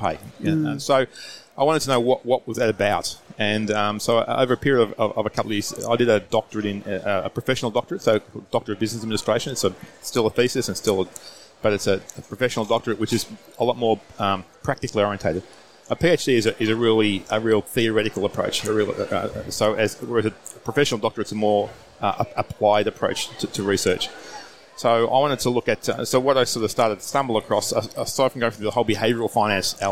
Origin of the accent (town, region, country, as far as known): Australia; accent: Aussie